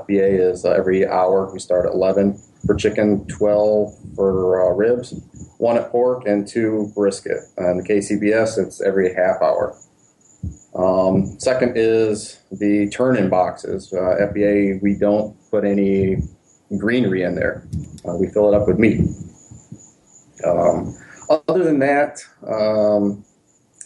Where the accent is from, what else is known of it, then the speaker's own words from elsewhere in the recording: Toledo, Ohio, United States; moved away as an adult; now in Florida, United States; I'm originally from Ohio.